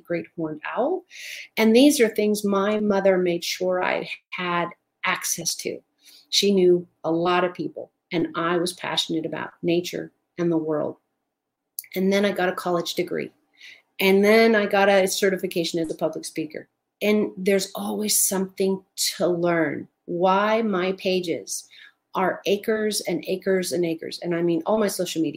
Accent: Southern California, United States; Now, I grew up in Southern California in the high desert.

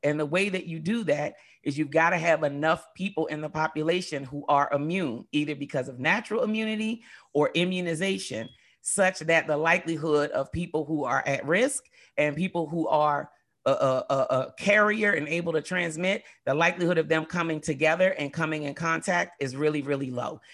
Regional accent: United States; growing up in America

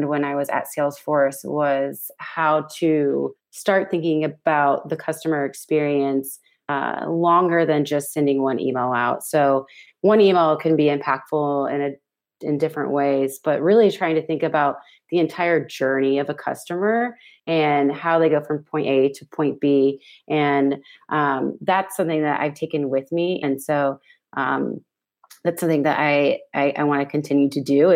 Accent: Indianapolis, Indiana, United States; moved away as an adult; now in Ventura, United States; I come from Indianapolis, Indiana

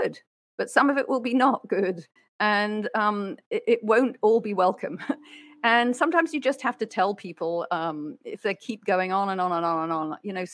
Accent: United Kingdom; I'm a Brit

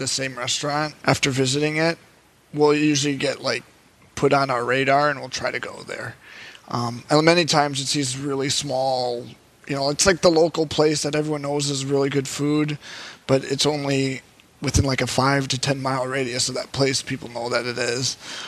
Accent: Detroit, Michigan, United States; also born or lived in Madison, Wisconsin; I'm from Detroit area, which I'm actually located right now

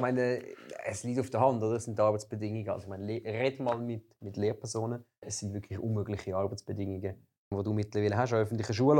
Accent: Volketswil, Zurich, Switzerland; Volkenzwil, wo ich herkomme

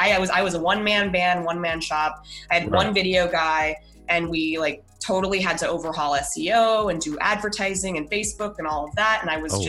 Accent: Denver, Colorado, United States; I'm from Denver originally.

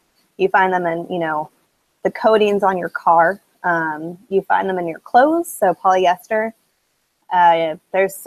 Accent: San Diego, California, United States; moved away as an adult; now in Mississippi, United States; I'm originally from San Diego, California

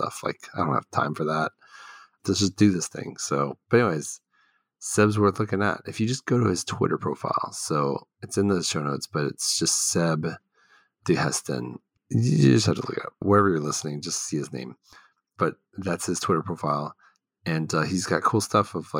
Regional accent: Houston, Texas, United States; also born or lived in Dallas suburb, Texas; I grew up in Houston primarily until like high school. Then I went to suburb of Dallas

